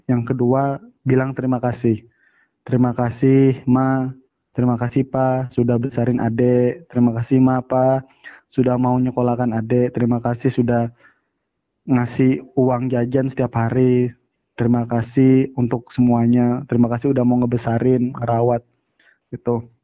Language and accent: Indonesian; Bojonegoro, East Java, Indonesia; Ya wes le, kan saya Jawa Mas Rendi kan? Ya benar. Bojonegoro.